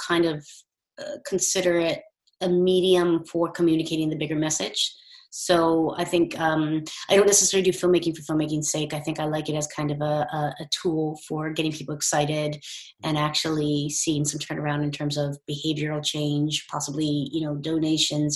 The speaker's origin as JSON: {"language": "English", "country": "United States", "also_born_or_lived": "St Andrews, Scotland", "moved": "as an adult", "lives_now": "United Kingdom", "said": "As you can tell from my accent, I'm from the States and I came over here for my undergrad"}